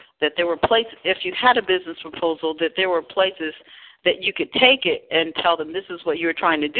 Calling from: Pennsylvania, United States; also born or lived in California; I'm calling from Pennsylvania, but I was out in California

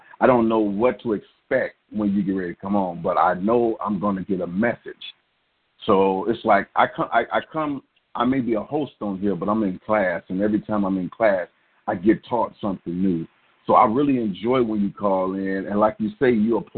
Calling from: Kankakee, Illinois, United States; I'm calling from Kankakee, Illinois.

